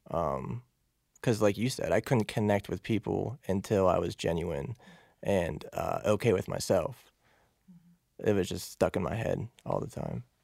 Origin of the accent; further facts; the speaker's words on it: Pittsburgh, Pennsylvania, United States; From Pittsburgh.